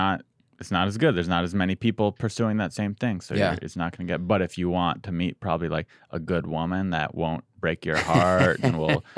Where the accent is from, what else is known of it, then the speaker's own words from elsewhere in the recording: San Diego, California, United States; now in Los Angeles, United States; I'm from San Diego originally, but I've been here 9 or 10 years.